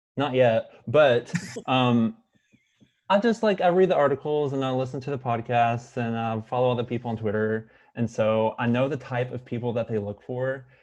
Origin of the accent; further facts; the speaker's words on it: United States; moved away; I am from Hancock County originally